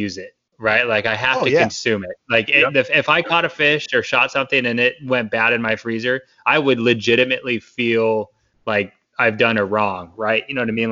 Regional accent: Phoenix, Arizona, United States; I grew up in Phoenix, where it's just a big city

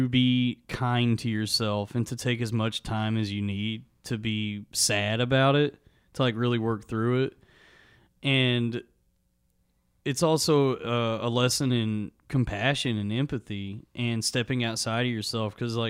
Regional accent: Springtown, Texas, United States; A little town called Springtown, Texas.

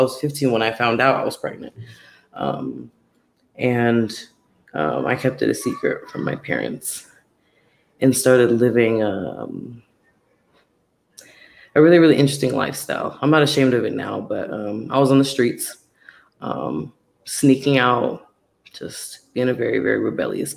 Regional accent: North Carolina, United States; I was born in North Carolina. That's where my mom had me

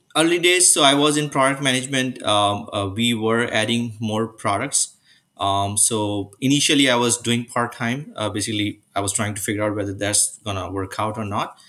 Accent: Karachi, Sindh, Pakistan; moved away as an adult; now in Mississauga, Canada; I was born and raised in Pakistan

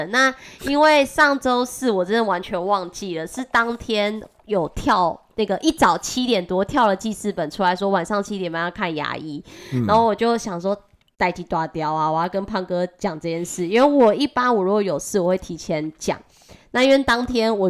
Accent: Taiwan; accent: Taiwanese Mandarin; 我是台湾国语界最正的俏妞。

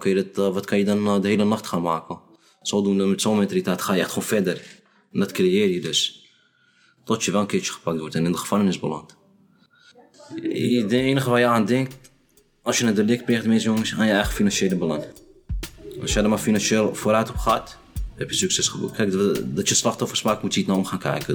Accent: Amsterdam, North Holland, Netherlands; Ik ben geboren getogen in Amsterdam-Noord.

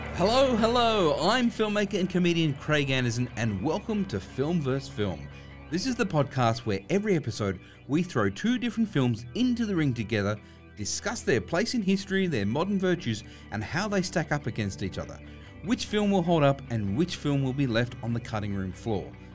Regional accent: Sydney, New South Wales, Australia; we grew up in Western Sydney

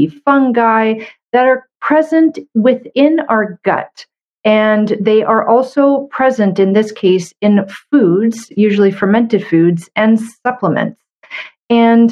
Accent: Canada; I'm a Canadian medical doctor

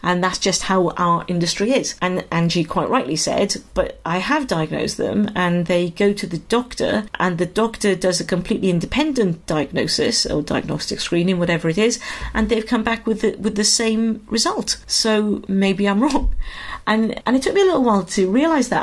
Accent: Wales, United Kingdom; moved away as an adult; also born or lived in London; when I was in Wales, and then I moved to London when I was 18, and I became fiercely Welsh.

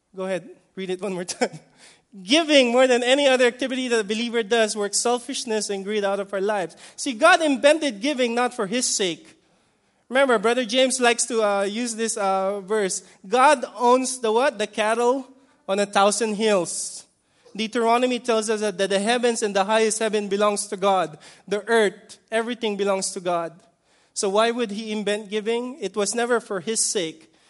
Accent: Philippines; I'm, I'm Filipino

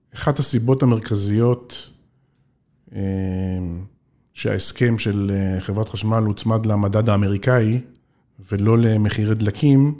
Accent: Israel; אני קיבוצניק במקור

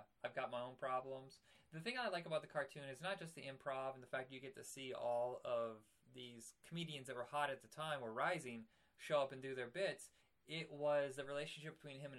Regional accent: Indiana, United States; moved away as an adult; I lived in Indiana, I was raised in Indiana

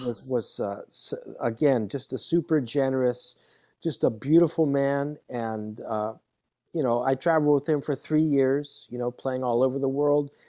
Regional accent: California, United States; moved away; also born or lived in New York / Boston; Palo Alto Jazz, which was right where I grew up in California

